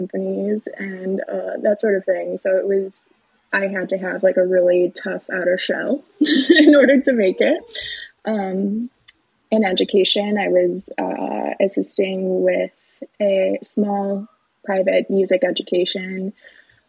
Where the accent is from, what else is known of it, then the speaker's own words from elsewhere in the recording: Batavia, Illinois, United States; also born or lived in Carbondale, Illinois; I grew up in Batavia